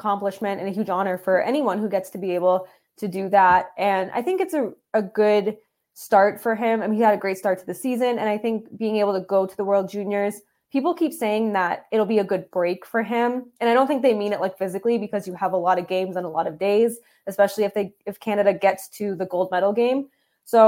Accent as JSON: {"language": "English", "region": "Massachusetts", "country": "United States", "tie": "born or raised there", "said": "I grew up in Massachusetts, born and raised"}